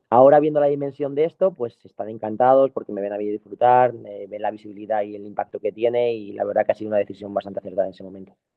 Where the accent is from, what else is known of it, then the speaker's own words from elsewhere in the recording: Madrid, Community of Madrid, Spain; yo soy un chico de Madrid, eh, del barrio Moratalaz